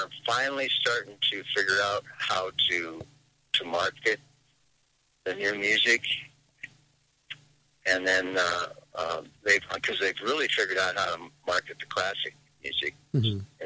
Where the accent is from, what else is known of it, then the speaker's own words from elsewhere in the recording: Seattle, Washington, United States; I've played in several bands around my hometown, which is Seattle.